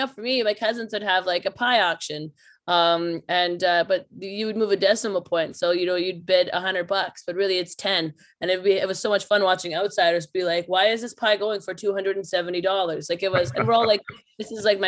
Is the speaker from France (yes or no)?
no; Meadow Lake, Saskatchewan, Canada; Meadow Lake, Saskatchewan, which is my hometown